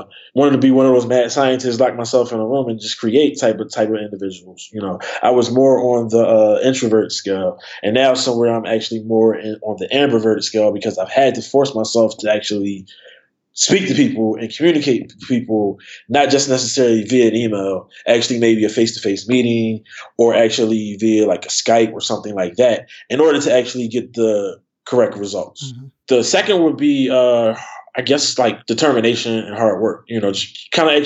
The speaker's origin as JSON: {"language": "English", "town": "Philadelphia", "region": "Pennsylvania", "country": "United States", "tie": "born or raised there", "said": "I grew up in Philly"}